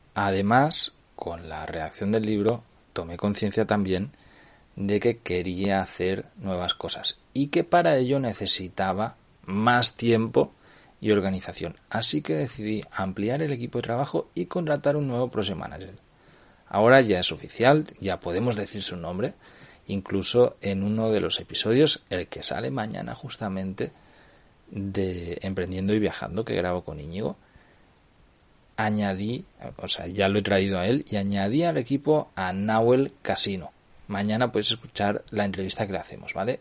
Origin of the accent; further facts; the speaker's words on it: Cardedeu, Catalonia, Spain; Compré un local aquí en el pueblo de, de mi madre, en mi pueblo, en Cardedeu